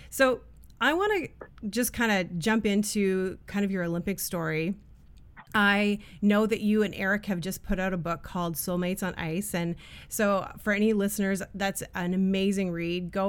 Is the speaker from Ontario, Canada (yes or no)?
yes; Capreol, Ontario, Canada; I actually only lived there for very few years, but um, we're from Capreol